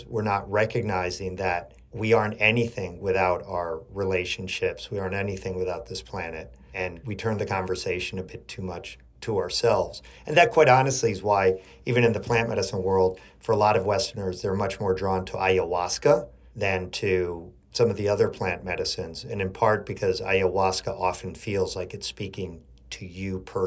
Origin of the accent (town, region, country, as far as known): Chile; born or raised there; now in New York City, United States